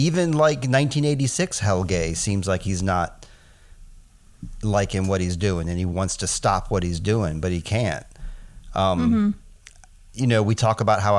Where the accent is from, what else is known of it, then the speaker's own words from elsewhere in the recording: United States; we're American